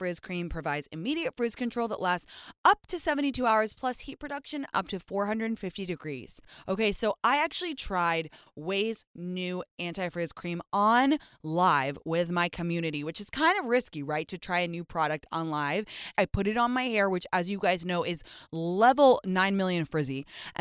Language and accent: English; England, United Kingdom; now in United States; I grew up in England